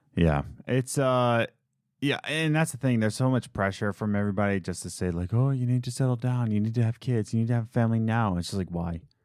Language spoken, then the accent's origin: English; Philadelphia, Pennsylvania, United States; moved away; I'm from Philadelphia